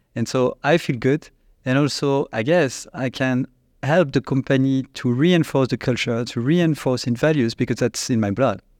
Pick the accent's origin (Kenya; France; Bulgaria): France; Annecy, Auvergne-Rhône-Alpes; born or raised there; accent: French; English is a second language; also born or lived in China